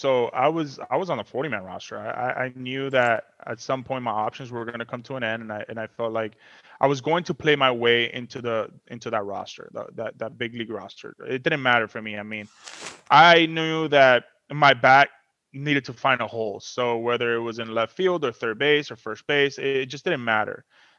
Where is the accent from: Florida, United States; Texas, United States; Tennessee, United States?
Florida, United States; Miami; but I'm from Miami, so the beach for me, you can have the beach.